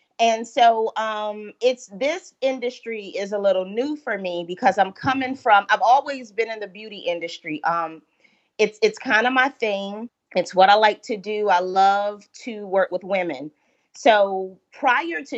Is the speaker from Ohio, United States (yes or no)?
no; Holly Hill, South Carolina, United States; also born or lived in Georgetown, South Carolina; from Holly Hill, South Carolina